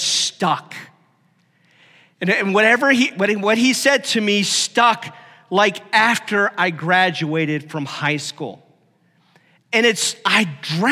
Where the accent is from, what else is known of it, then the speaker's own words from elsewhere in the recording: Stark County, Ohio, United States; I grew up in Ohio, and that part of the area I'm from is really notorious for high school football.